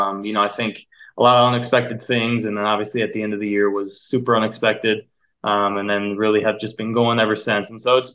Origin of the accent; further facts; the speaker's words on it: Midwest, United States; moved away as an adult; we're both born and raised in the Midwest